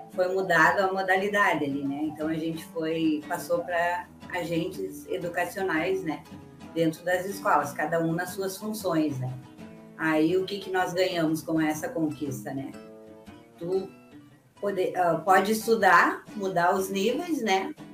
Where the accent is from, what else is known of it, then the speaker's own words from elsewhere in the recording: Carazinho, Rio Grande do Sul, Brazil; moved away; also born or lived in Guaíba / Canoas; em 1994 eu fui morar de novo na minha cidade natal, que é Carazinho.